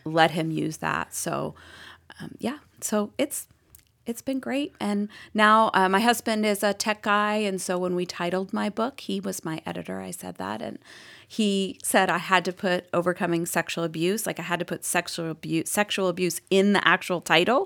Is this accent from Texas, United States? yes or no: no; Boston, Massachusetts, United States; accent: Boston; moved away as an adult; now in Austin, United States; My Boston accent